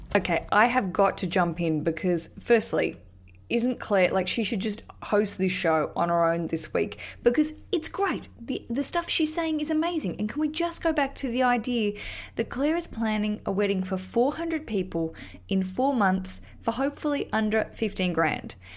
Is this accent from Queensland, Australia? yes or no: no; Hobart, Tasmania, Australia; Hobart's a smaller town, big town, my hometown